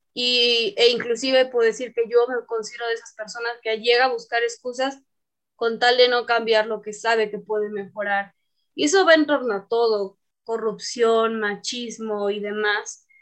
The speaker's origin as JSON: {"language": "Spanish", "region": "Tabasco", "country": "Mexico", "moved": "yes", "said": "el ser tabasqueña me ha dado mucha calidez"}